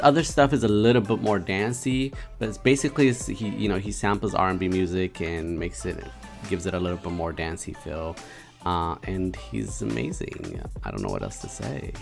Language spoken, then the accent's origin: English; Prince George's County, Maryland, United States; I know all about the suburbs of Maryland as I am from Prince George's County